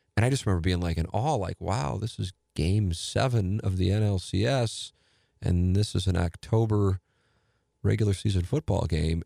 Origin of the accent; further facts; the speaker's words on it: St. Louis, Missouri, United States; I'm from Saint Louis